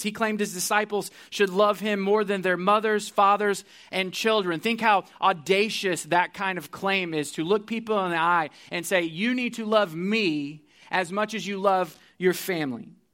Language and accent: English; Missouri, United States; I'm from Missouri, so I went back to my university there